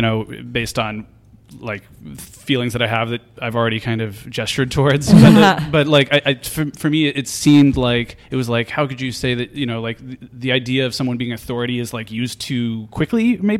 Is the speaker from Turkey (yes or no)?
no; Los Angeles, California, United States; I grew up around Melrose and Western.